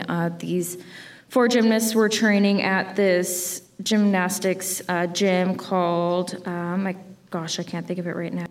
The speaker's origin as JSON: {"language": "English", "town": "Chicago", "region": "Illinois", "country": "United States", "tie": "born or raised there", "moved": "yes", "said": "I grew up in Chicago"}